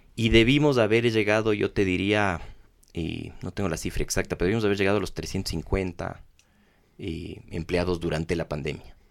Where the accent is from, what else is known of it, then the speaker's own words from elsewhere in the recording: Ecuador; somos ecuatorianos